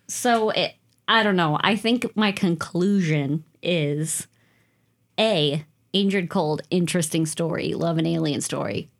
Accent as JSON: {"language": "English", "region": "Western Wisconsin", "country": "United States", "said": "I'm from Western Wisconsin"}